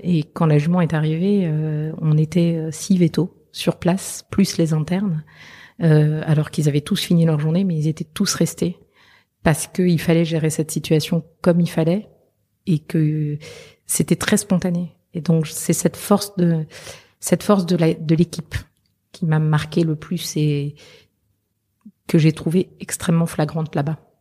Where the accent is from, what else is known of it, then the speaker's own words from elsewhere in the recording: southern France, France; also born or lived in Belgium / Liège, Belgium; chez moi, c'est le sud de la France parce que voilà, je suis née en Belgique, arrivée dans le sud de la France à l'âge de un an.